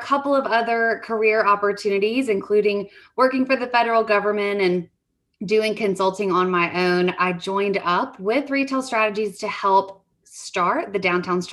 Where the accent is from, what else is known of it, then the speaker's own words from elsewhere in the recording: Alabama, United States; now in Starkville, United States; I am originally from Alabama, where our home office is. But for the last about 18 years, I've been in Starkville, Mississippi